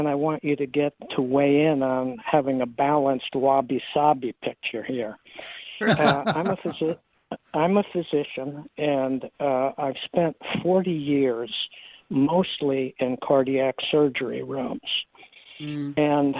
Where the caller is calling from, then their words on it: San Diego, California, United States; I'm calling from San Diego, California.